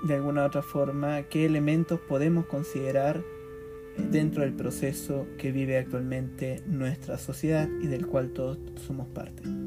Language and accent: Spanish; Chile; nuestra historia y memoria de Chile